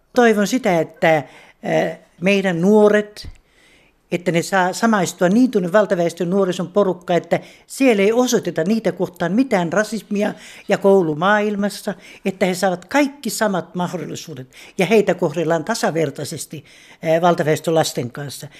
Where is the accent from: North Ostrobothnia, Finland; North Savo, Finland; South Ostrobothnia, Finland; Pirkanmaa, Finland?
South Ostrobothnia, Finland; Alajärvi; moved away as an adult; now in Pori, Finland; Mä olen kotoisin Alajärveltä. Muuttanut tänne kaksituhatta.